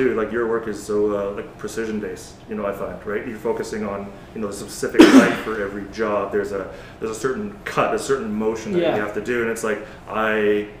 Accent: Coquitlam, British Columbia, Canada; moved away; also born or lived in Australia; so we're both from Vancouver. Well, at least I'm from the Coquitlam, a little suburb outside of Vancouver.

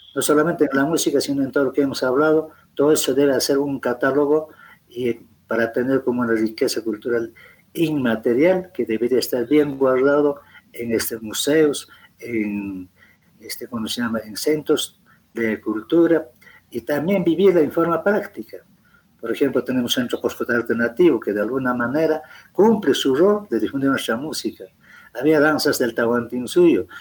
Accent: Peru; como buenos peruanos

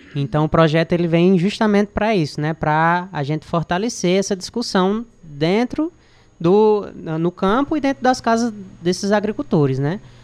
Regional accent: Crato, Ceará, Brazil; sou daqui do Crato

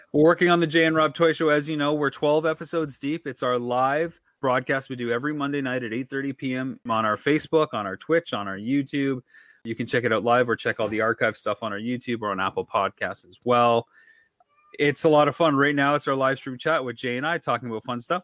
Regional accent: London, Ontario, Canada; my hometown

